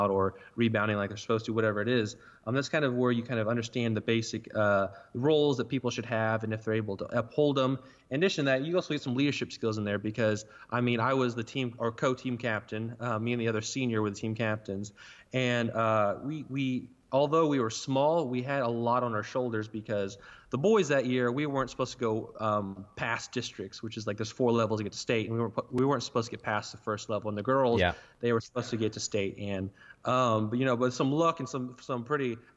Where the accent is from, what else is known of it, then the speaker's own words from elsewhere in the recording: Burlington, Oklahoma, United States; I'm from Burlington, Oklahoma, which is a town of 150 people